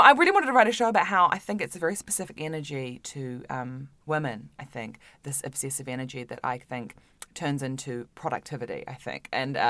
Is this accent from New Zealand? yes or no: yes; Auckland, New Zealand; moved away; Auckland in New Zealand. Yeah. So I grew up